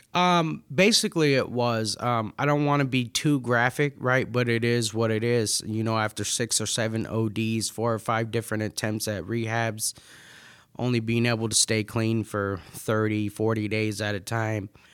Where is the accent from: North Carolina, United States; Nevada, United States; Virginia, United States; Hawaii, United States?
Nevada, United States; Las Vegas; now in Michigan, United States; I'm not from Michigan, I'm actually from Vegas